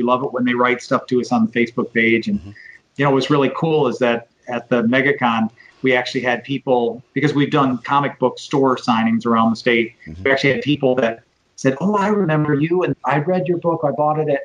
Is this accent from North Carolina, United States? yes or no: no; Michigan, United States; now in Florida, United States; my home state of Michigan